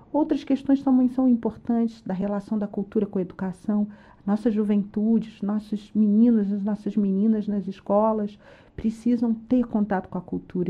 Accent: Brazil; nós somos brasileiros orgulhosos de onde a gente está.

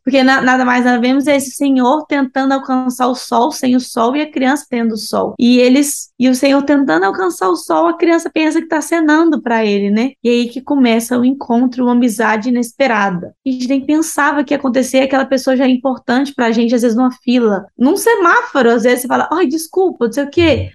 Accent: Brazil; moved away as an adult; now in Barcelona, Spain; nós, né, somos brasileiros

